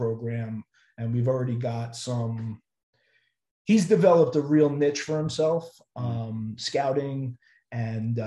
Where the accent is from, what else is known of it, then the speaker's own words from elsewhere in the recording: Long Island, New York, United States; also born or lived in Ithaca, New York; I'm originally from Long Island, New York